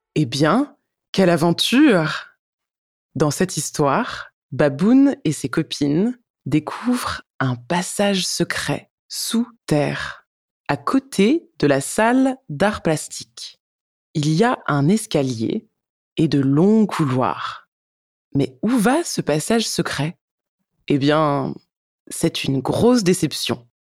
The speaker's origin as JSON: {"language": "French", "country": "France", "said": "je suis française"}